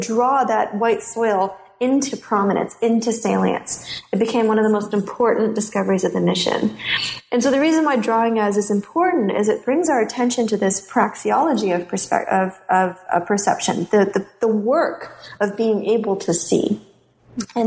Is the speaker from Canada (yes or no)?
yes; Canada; as a Canadian